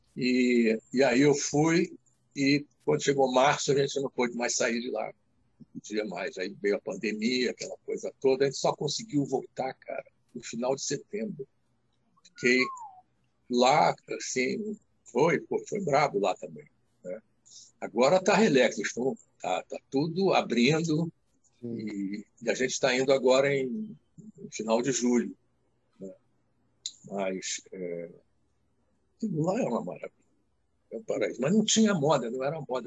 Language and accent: Portuguese; Rio de Janeiro, Brazil; sou criado, nascido e criado na Muda da Tijuca.